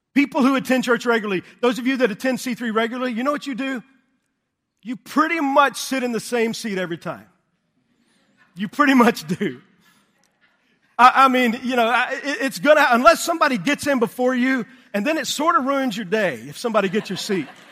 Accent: Texas, United States; I grew up in Texas

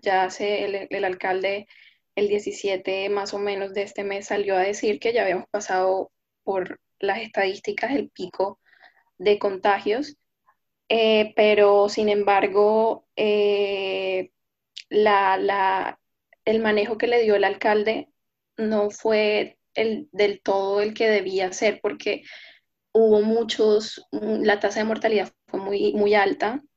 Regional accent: Barranquilla, Atlántico, Colombia; He vivido toda mi vida acá y estoy aquí para representar al Departamento del Atlántico, específicamente la ciudad de Barranquilla

